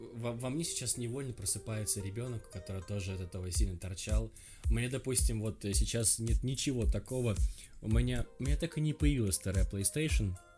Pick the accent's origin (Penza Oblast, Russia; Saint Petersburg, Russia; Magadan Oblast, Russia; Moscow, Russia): Magadan Oblast, Russia; я сам с Колымы, и, мы тоже там говорили зал